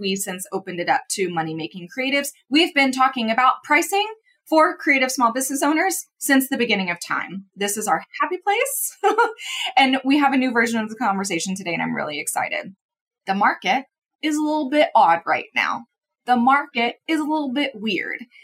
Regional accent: Midwest, United States; I'm also from the Midwest, but I definitely feel like I grew up more in city, city

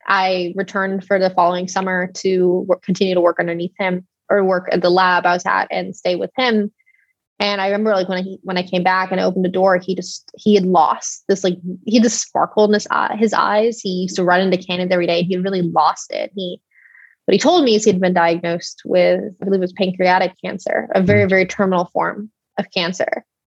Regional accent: Texas, United States; now in San Francisco, United States; I grew up in Texas

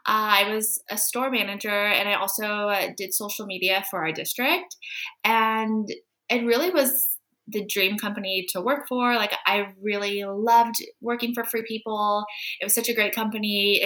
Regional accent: California, United States; moved away as an adult; now in Prague, Czech Republic; So I came here to Prague from California about 6 years ago.

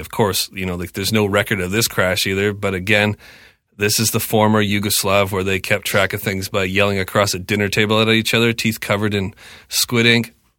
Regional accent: Canada; I'm purebred Canadian kid

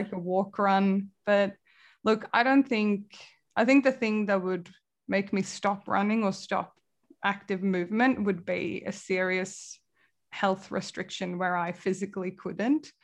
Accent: Kalmar, Kalmar County, Sweden; moved away as an adult; also born or lived in Manchester, United Kingdom / Leeds, United Kingdom / San Francisco, United States; now in Melbourne, Australia; my hometown, Kalmar in Sweden

